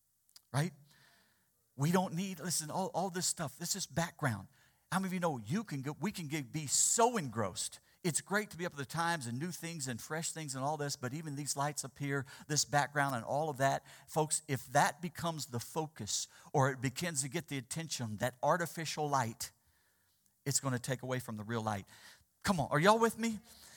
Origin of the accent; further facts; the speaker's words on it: Missouri, United States; Just having the privilege of growing up in the Ozarks of Missouri, It was there where there was no smog issue.